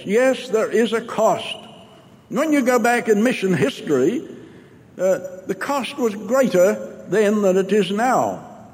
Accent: New Zealand; I'm from New Zealand

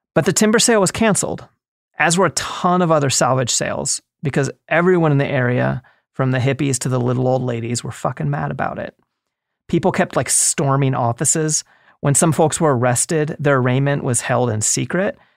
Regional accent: East Coast, United States; moved away; I grew up on the East Coast

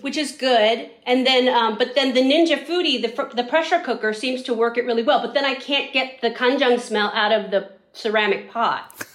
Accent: San Francisco, California, United States; we grew up in San Francisco

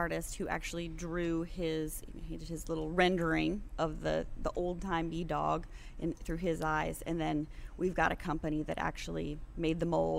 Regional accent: California, United States; born there; I was born in California. I've lived all over. Couple of foreign countries

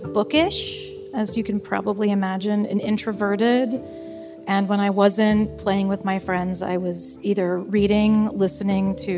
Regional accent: Columbus, Ohio, United States; I still live in my hometown. Basically, I grew up in central Ohio in the Columbus, Ohio area

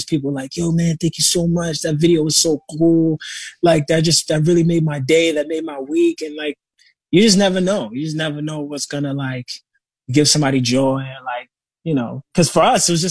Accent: New York, United States; I'm so grateful that I'm from New York too, man. I'm proud to be from here

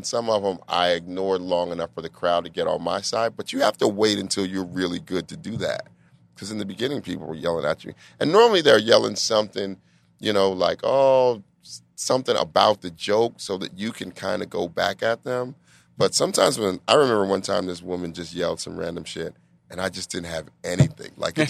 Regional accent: Denver, Colorado, United States; moved away as an adult; also born or lived in New York; I'm from Denver.

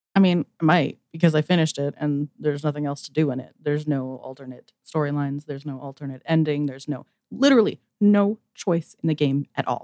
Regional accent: Alberta, Canada; I'm also from Alberta, Canada

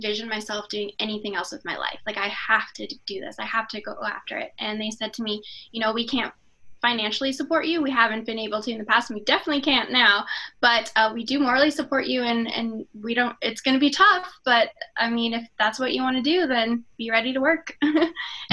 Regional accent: Canada; I grew up in Canada racing dirt

